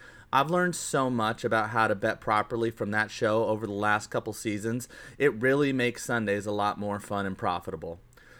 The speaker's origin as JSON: {"language": "English", "town": "Las Vegas", "region": "Nevada", "country": "United States"}